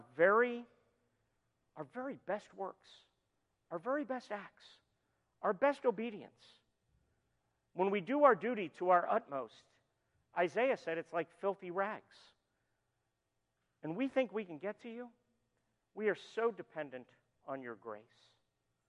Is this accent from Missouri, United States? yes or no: no; Florida, United States; moved away; we're from Florida